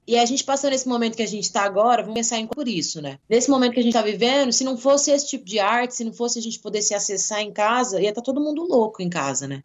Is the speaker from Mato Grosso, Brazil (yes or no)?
yes; interior of Mato Grosso, Brazil; moved away as an adult; now in Cuiabá, Brazil; eu sou do interior do Mato Grosso